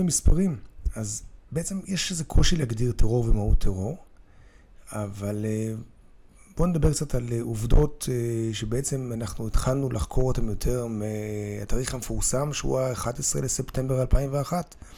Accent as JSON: {"language": "Hebrew", "country": "Israel"}